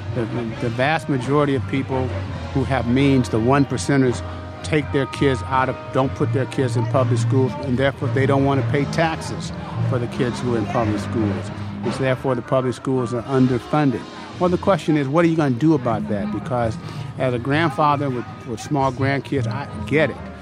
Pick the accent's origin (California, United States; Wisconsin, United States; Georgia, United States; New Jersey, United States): California, United States; Vallejo; I'm uh, from a working class family in Vallejo